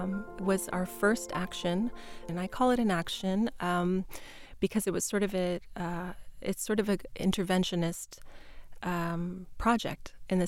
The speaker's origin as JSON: {"language": "English", "area": "Kuchiching First Nation", "region": "Ontario", "country": "Canada", "moved": "yes", "lives_now": "Toronto, Canada", "said": "That's my English name. I'm Anishinaabe from Kuchiching First Nation, a citizen of the Anishinaabe Nation of Treaty No. 3. And I currently live in Toronto."}